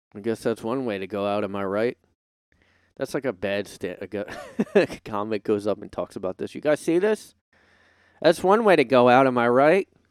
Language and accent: English; United States; I'm an American